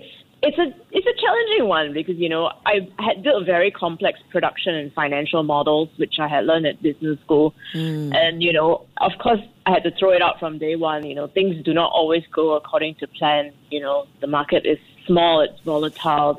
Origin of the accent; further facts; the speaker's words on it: Singapore; moved away as an adult; now in Rwanda; being Singaporean